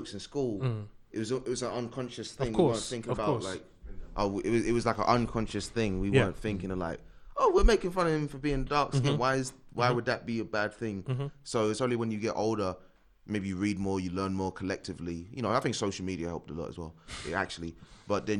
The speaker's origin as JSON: {"language": "English", "town": "Dagenham", "region": "London", "country": "United Kingdom", "tie": "born or raised there"}